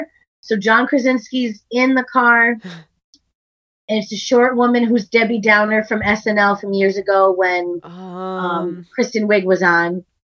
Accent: Massachusetts, United States; moved away; maybe Massachusetts because we're from there.

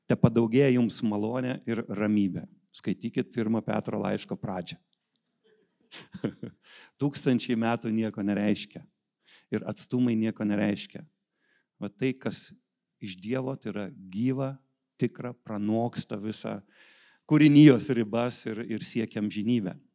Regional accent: Vilnius, Vilnius County, Lithuania; esu iš Vilniaus

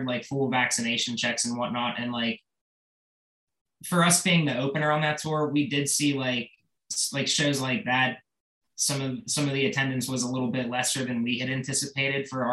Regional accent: Pittsburgh, Pennsylvania, United States; my hometown Pittsburgh

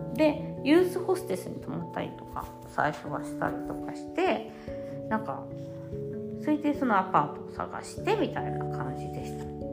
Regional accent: Japan; first language Japanese; moved away as an adult; now in Italy; 私の感情っていうのを学んだのは日本語で学んだ

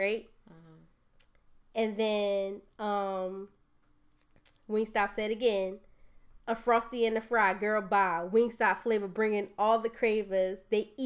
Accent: Bloomfield, United States; I'm from Bloomfield

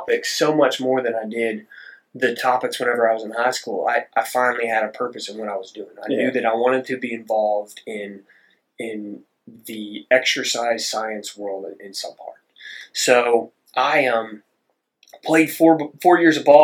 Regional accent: Dripping Springs, Texas, United States; I'm from Southwest Austin, a small town called Dripping Springs, which also isn't small anymore

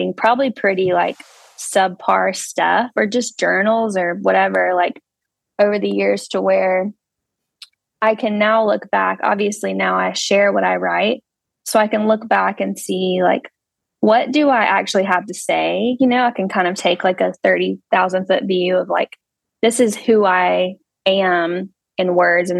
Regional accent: Anderson, South Carolina, United States; I'm from Anderson, South Carolina, where we currently reside

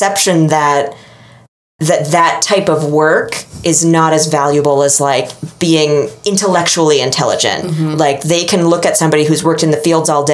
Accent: Boston, Massachusetts, United States; as a Bostonian

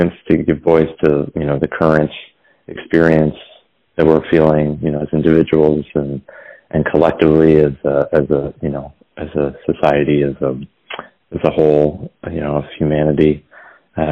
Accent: Philadelphia, Pennsylvania, United States; moved away; that kid in high school growing up in Philly

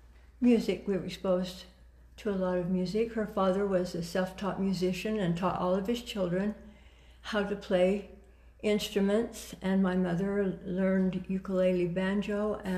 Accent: Gooding, Idaho, United States; born there; So I was born in Gooding, Idaho, and we moved 9 times in 9 years.

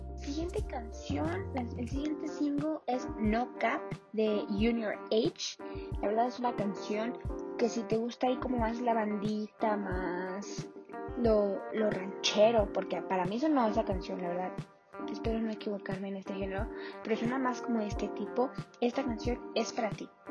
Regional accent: Mexico; los mexicanos lo podemos todo

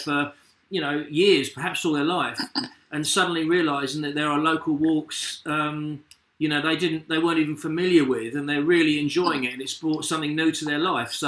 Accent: Rochford, East of England, United Kingdom; I grew up in Rochford

